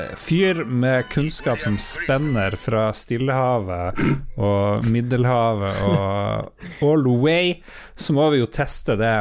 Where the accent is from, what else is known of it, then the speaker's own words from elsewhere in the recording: Northern Norway, Norway; Her i Nord-Norge, vi holder jo på sterkt